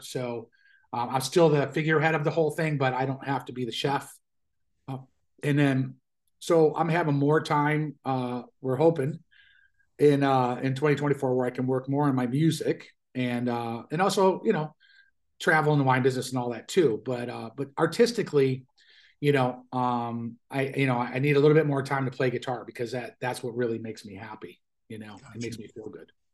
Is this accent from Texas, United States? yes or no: no; Buffalo, New York, United States; moved away; Buffalo, my hometown